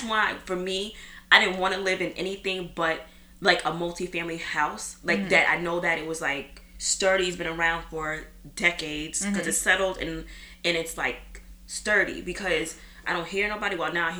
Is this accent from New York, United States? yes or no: yes; New York City, New York, United States; as a New Yorker that's born and raised here